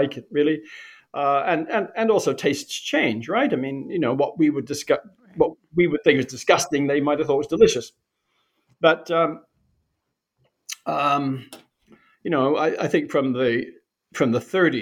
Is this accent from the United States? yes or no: no; New Zealand; moved away as an adult; also born or lived in Europe; now in Canada; I grew up in New Zealand